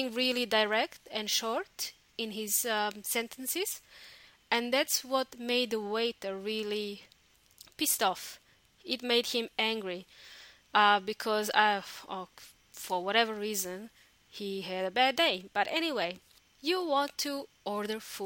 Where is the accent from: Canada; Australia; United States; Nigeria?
Australia; moved away as an adult; also born or lived in New Zealand; now in Chile; in my home country, Australia, and also New Zealand. I used to live in New Zealand for a long time